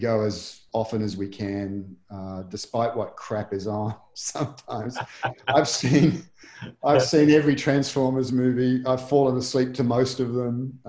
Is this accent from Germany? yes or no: no; Australia; I was born in Australia, in a hot part of Australia